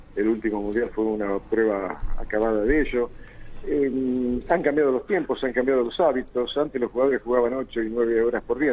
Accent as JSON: {"language": "Spanish", "country": "Argentina", "said": "ni siquiera somos la Argentina que algún día conocí y que, ahora desconozco"}